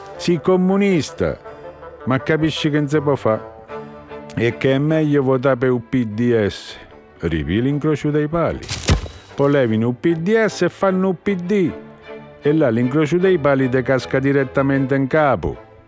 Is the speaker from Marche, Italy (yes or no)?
no; Grottaferrata, Lazio, Italy; io so De Valle Violata